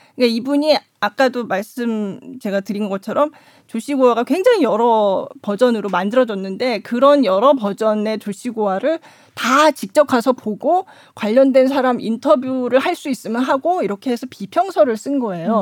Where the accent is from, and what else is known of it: South Korea; now in Qingdao, China